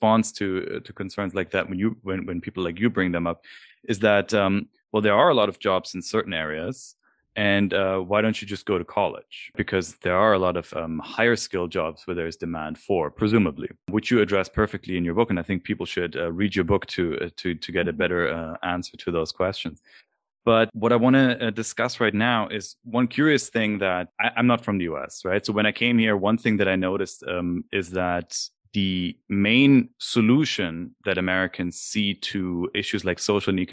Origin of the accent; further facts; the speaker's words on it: Germany; moved away; I'm from Germany.